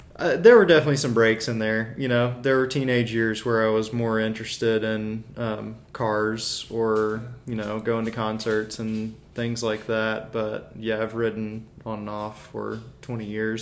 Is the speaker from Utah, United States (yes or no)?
no; Birmingham, Alabama, United States; I grew up in Birmingham. I've been here since I was a year old